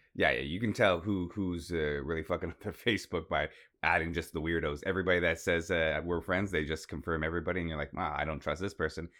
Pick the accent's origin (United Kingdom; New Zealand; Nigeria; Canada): Canada; Toronto, Ontario; I was born in the Women's Collegiate Hospital in Toronto